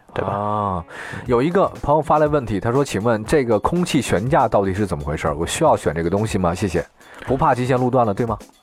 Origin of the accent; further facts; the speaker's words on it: China; 我们中国人都觉得这个车越好